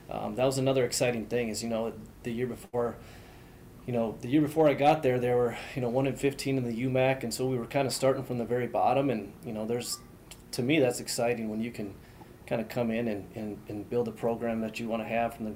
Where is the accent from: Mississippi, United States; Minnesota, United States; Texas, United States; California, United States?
Minnesota, United States; Minneapolis–Saint Paul; I grew up in the Twin Cities, as did my wife